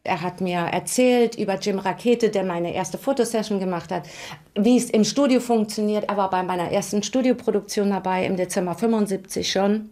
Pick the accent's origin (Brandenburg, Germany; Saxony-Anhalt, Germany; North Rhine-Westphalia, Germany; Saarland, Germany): Saarland, Germany; Saarbrücken; also born or lived in Dudweiler; Ich bin aufgewachsen in Saarbrücken, in Mahlstadt war eine ganz klassische, normale Familie